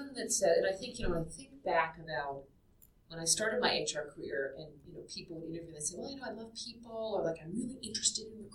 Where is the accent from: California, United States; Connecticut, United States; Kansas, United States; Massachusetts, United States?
Massachusetts, United States; Boston; moved away; I was from Boston and I knew how to say Peabody